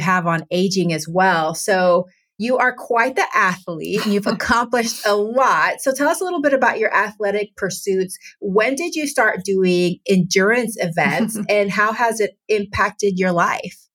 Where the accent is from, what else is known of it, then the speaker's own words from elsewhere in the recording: Texas, United States; now in Washington, United States; growing up in Texas and now living in Washington state